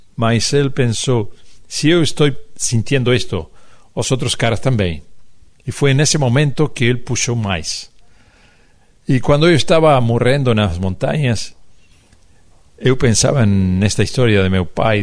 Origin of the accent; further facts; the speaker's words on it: Uruguay; Portuguese is a second language; nós somos de Uruguai